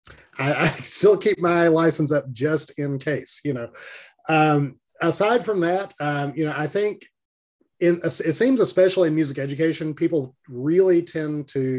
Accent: Little Rock, Arkansas, United States; now in Jonesboro, United States; Lived in Arkansas all my life, grew up in Little Rock

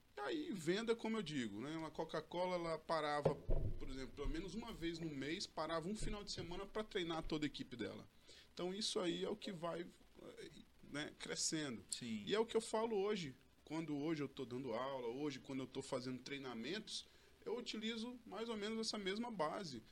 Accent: Porto Velho, Rondônia, Brazil; eu sou daqui de Porto Velho mesmo, tá? É, estudei lá desde o início lá, Colégio Samaritana

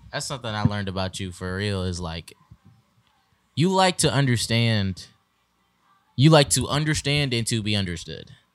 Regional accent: Michigan, United States; moved away; we are relocating and transitioning to Michigan, back to our home state

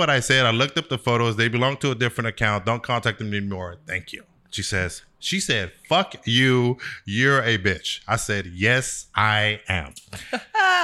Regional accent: Sacramento, California, United States; I was from Sacramento

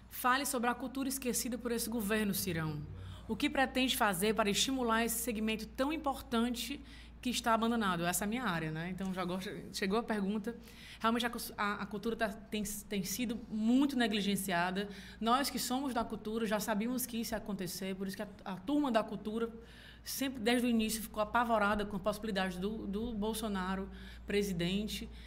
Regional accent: Northeast Region, Brazil; Nós que somos daqui do Nordeste sabemos a importância das cisternas.

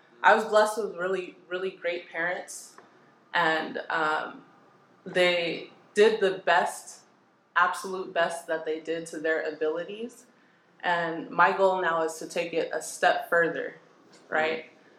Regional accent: Pomona, California, United States; I grew up here in Pomona.

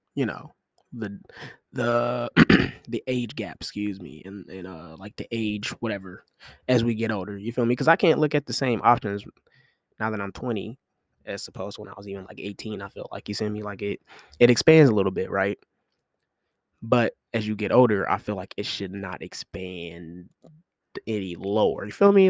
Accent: Kansas City, United States; I'm from Super Bowl City, you feel me, K C.

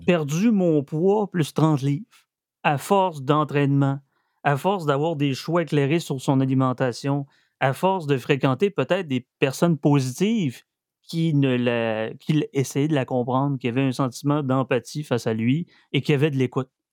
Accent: Quebec, Canada; on est fiers d'être Québécois, on est fiers d'être descendants danois

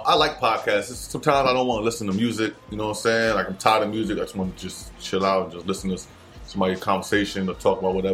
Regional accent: Trenton, New Jersey, United States; from our area, from our demographic

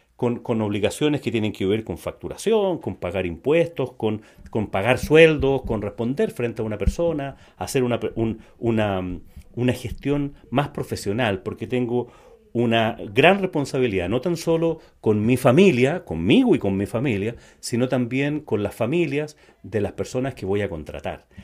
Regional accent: Chile; en Chile le decimos independiente

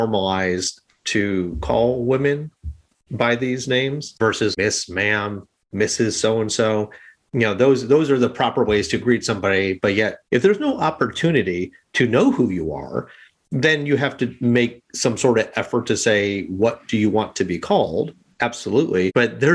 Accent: Midwest, United States; I'm from the Midwest. So when I grew up in a very working class, conservative family

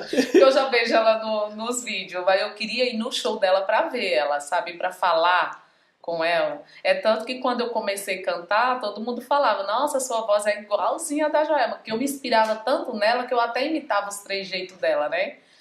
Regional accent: Pimenteiras, Pernambuco, Brazil; sou de Pimenteiras, Pimenteiras, Pernambuco, é do Agreste da, do, do Nordeste.

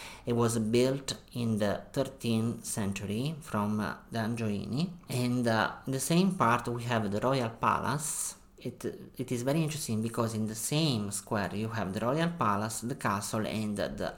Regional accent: Naples, Campania, Italy; English is a second language; Yes, I have spent a lot of summers in Ischia, and I can remember, for example, in this beautiful island, that there is a beautiful hill that is very famous.

